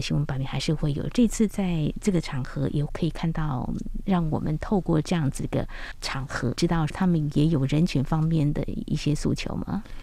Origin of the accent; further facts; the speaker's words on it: Taiwan; 香港已经现在都寄望在我们台湾